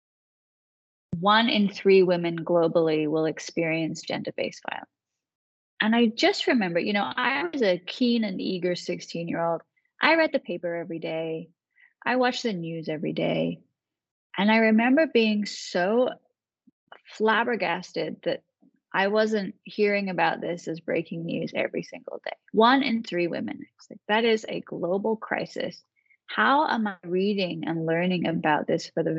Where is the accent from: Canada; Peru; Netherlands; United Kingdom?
United Kingdom; Manchester, North West England; moved away as an adult; now in United States; I was born and raised in Manchester, England. I didn't actually move to this country until I went to law school. So when I was 22